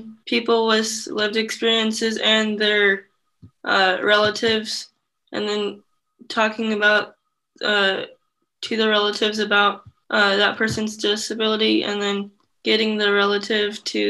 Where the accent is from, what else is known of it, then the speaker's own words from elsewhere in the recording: Iowa City, Iowa, United States; also born or lived in Vietnam; I've lived here all my life, I guess after I was adopted